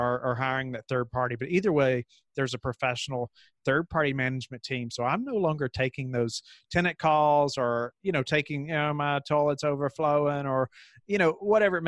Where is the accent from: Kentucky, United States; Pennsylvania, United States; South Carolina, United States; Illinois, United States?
Kentucky, United States; moved away as an adult; now in Virginia, United States; I grew up in Kentucky. And then we moved to Virginia for this position.